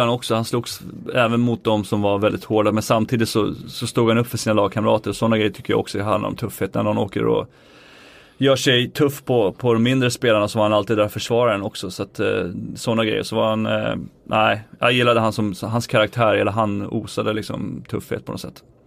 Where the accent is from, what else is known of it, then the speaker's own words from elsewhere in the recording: Sweden; moved away as an adult; jag var svensk